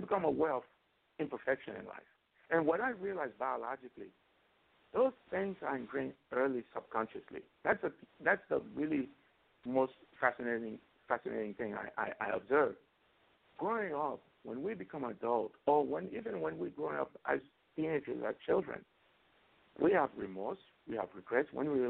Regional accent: Florida, United States; Growing up in Florida, unfortunately, when you're undocumented, you always have fear behind your back that, you know, something may happen that you may encounter the police.

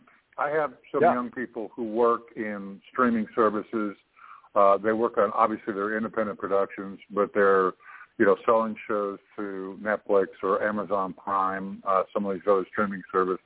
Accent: Toronto, Ontario, Canada; at home in my hometown of Toronto.

